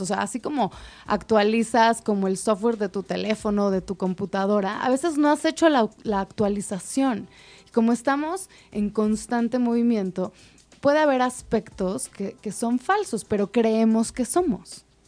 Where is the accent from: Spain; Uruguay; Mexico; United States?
Mexico